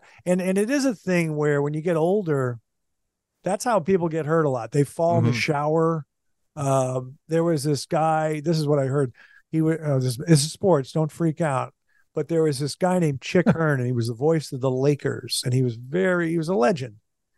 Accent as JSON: {"language": "English", "town": "Kansas City", "region": "Kansas", "country": "United States", "tie": "born or raised there", "said": "I was born in Kansas City, Missouri, but I didn't know that. Because we lived in Kansas City, Kansas, but I was born in Kansas City, Missouri."}